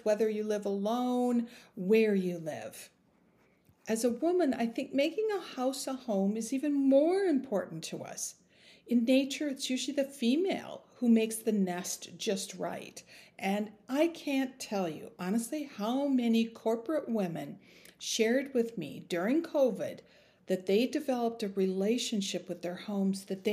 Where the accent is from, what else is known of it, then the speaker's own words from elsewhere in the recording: Minnesota, United States; I grew up in Minnesota